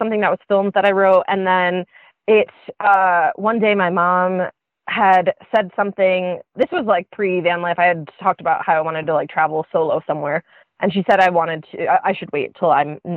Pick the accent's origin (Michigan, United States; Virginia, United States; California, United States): Michigan, United States; a suburb of Detroit; moved away; I'm from a suburb